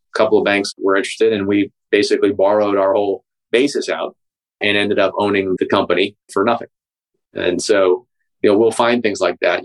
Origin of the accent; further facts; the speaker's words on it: Pittsburgh, Pennsylvania, United States; my hometown in Pittsburgh